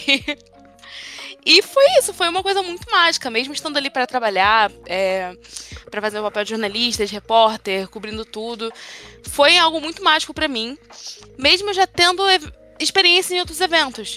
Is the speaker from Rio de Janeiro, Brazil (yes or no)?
yes; Rio de Janeiro, Brazil; eu sou de perto, sou de Santa Teresa